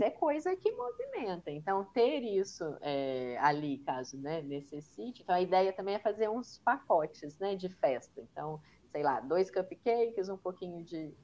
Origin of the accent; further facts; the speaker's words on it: Minas Gerais, Brazil; eu sou mineira